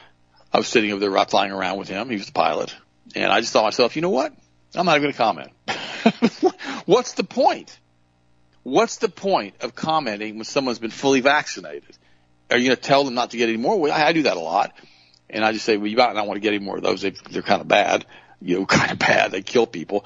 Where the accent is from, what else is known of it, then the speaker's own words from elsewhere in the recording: Southern, United States; accent: Southern; my Southern accent